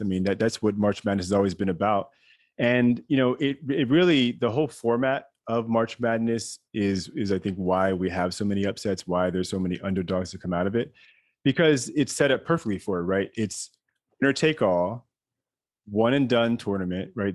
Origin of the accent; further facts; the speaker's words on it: Maryland, United States; I was raised in Maryland